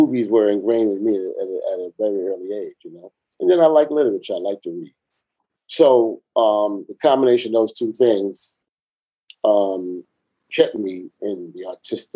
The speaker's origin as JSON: {"language": "English", "town": "New York City", "region": "New York", "country": "United States", "tie": "born or raised there", "said": "I grew up in the Lower East Side of Manhattan."}